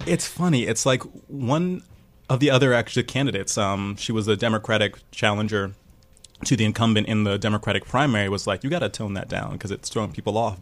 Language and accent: English; New York City, New York, United States; I'm a native New Yorker. I'm from Brooklyn originally, I'm um, from Prospect Heights